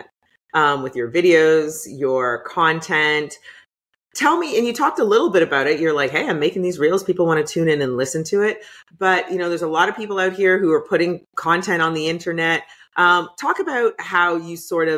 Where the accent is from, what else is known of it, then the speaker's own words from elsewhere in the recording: Canada; I'm from Canada, so it's a little bit further north